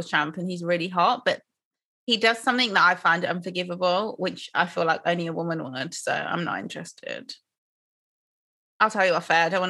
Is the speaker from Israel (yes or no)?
no; Nigeria; I'm Nigerian